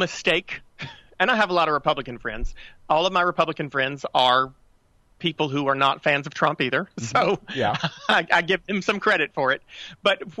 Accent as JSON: {"language": "English", "region": "North Carolina", "country": "United States", "tie": "born or raised there"}